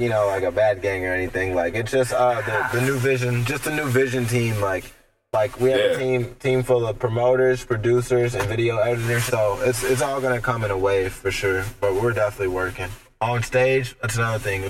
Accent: Southfield, Michigan, United States; now in Clarkston, United States; I'm in Clarkston, like I'm from Southfield, Detroit

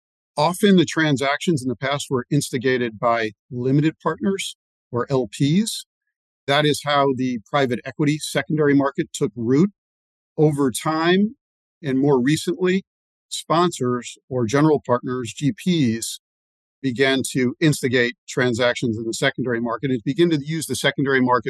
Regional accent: New York City, New York, United States; growing up on the Upper East Side of New York

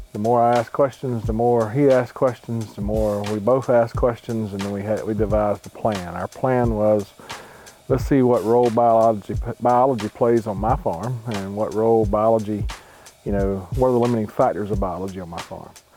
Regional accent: South Georgia, United States; I'm from South Georgia. I've been farming there since two thousand six

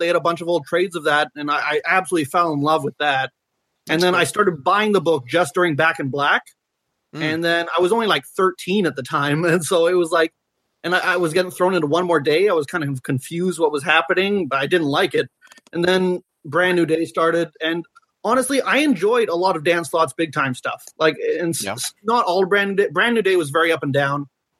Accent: British Columbia, Canada; I'm from British Columbia, Canada.

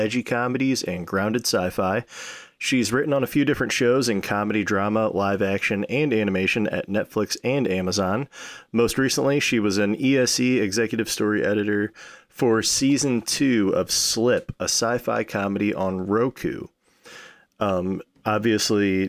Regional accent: St. Louis, Missouri, United States; also born or lived in Lansing, Michigan / North Carolina; I was born in Michigan, Lansing, moved to North Carolina when I was like one. And then by the time I was like three, going on four, we settled down in Missouri, and I've been here ever since.

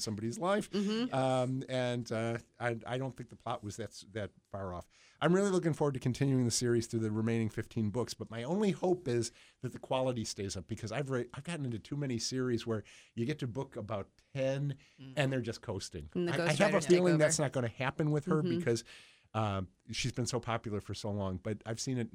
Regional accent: Buffalo, New York, United States; moved away; I grew up in Buffalo, New York.

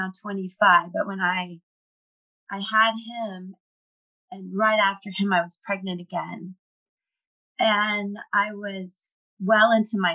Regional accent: Cocoa Beach, Florida, United States; now in Tampa area, United States; I grew up in Cocoa Beach. I'm a Florida girl.

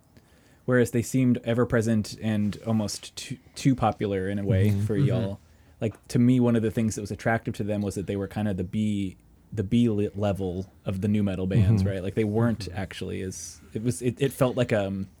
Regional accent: about 45 minutes south of Olympia, Washington, United States; I am about 45 minutes away from Olympia.

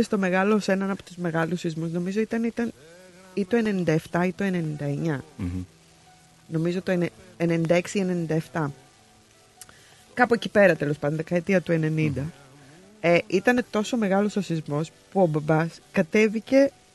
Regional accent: Patras, Western Greece, Greece; now in Melbourne, Australia; Εγώ εντωμεταξύ είμαι από την Πάτρα

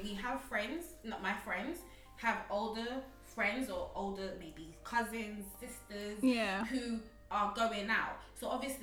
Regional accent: Manchester, North West England, United Kingdom; also born or lived in Uganda; I grew up in Manchester.

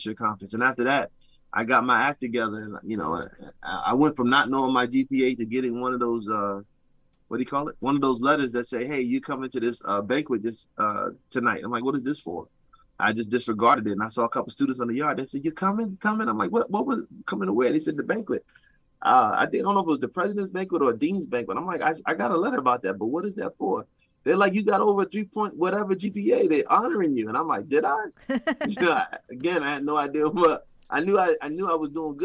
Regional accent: New York City, New York, United States; moved away; also born or lived in New Jersey / Philadelphia area; we grew up in the Bronx.

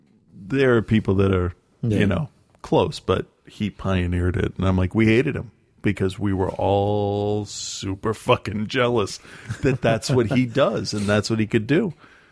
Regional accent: Great Plains, United States; also born or lived in San Francisco; now in Charleston, United States; I was born and raised in the Great Plains, and I have lived the past few decades in San Francisco, in the San Francisco of the East Coast, Charleston, South Carolina.

